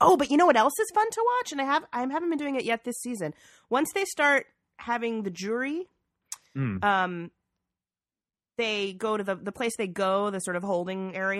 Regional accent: Georgia, United States; I'm from Georgia.

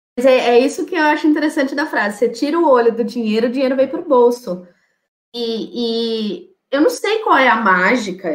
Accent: São Paulo, Brazil; also born or lived in Sorocaba; Eu sou de São Paulo, morei 10 anos em Sorocaba, eu voltei para São Paulo

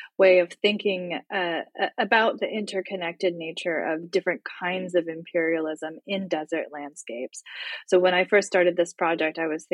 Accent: Tucson, Arizona, United States; I grew up in Tucson

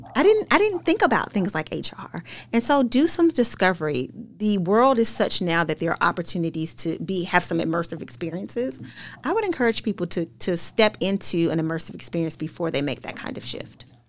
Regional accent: Paducah, Kentucky, United States; I grew up in Paducah, Kentucky, a small town in Western Kentucky

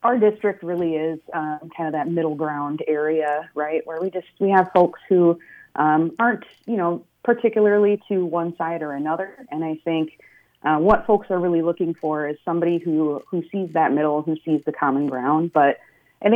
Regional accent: Centerville, Minnesota, United States; I grew up in Centerville. So just in the northern part of our newly formed Senate district

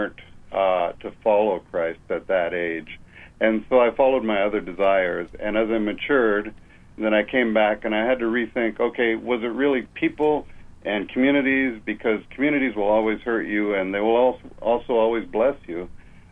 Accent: Canada; moved away as an adult; also born or lived in Toronto; now in California, United States; I'm a Canadian, and I was living in Toronto

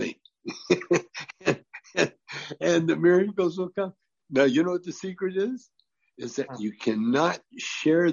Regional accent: Canada; now in California, United States; I grew up in Canada

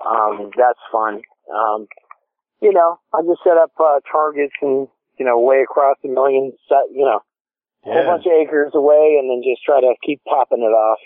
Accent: Las Vegas, Nevada, United States; moved away as an adult; also born or lived in Brentwood, Tennessee / Franklin, Tennessee; now in Columbia, United States; No, I'm from Las Vegas originally.

